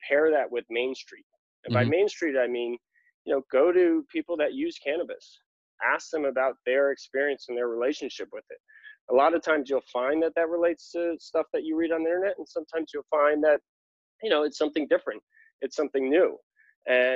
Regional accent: New York, United States; moved away as an adult; also born or lived in Los Angeles; now in California, United States; I'm originally from New York, born and raised

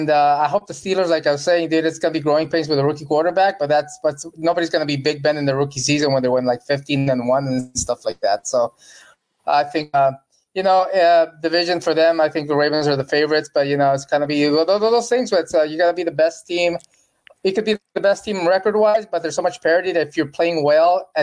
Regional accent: Mexico; I grew up in Mexico, so I'm an El Tri fan

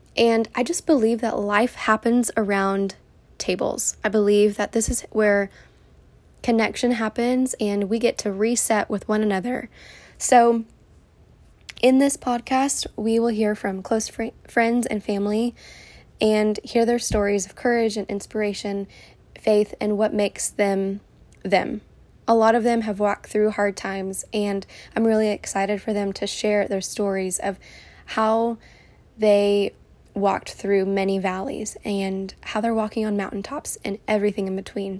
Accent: Houston, Texas, United States; moved away as an adult; also born or lived in California; I am born and raised in Houston, and I live here with my beautiful family

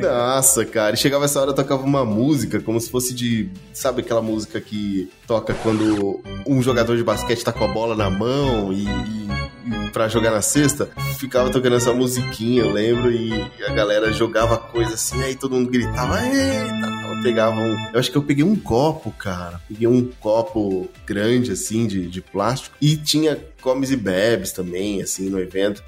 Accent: Brazil; Como bom brasileiro

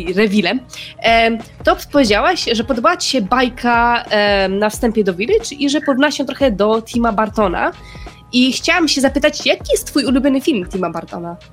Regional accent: Radom, Masovian Voivodeship, Poland; moved away as an adult; now in Kraków, Poland; mieszkam w Krakowie, a oryginalnie jestem z Radomia

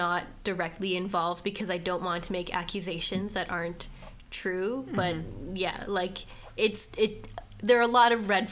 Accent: Canada; I'm from Canada, like, I'm Canadian

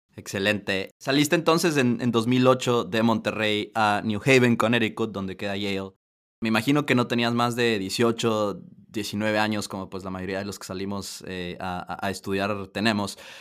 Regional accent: Ecuador; yo soy ecuatoriano, Ecuador

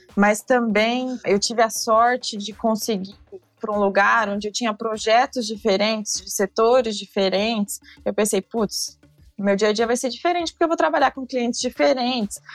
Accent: Brazil; como brasileiros

